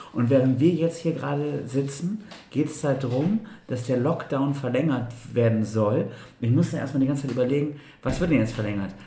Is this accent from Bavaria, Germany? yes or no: no; Bremen, Germany; wir als Bremer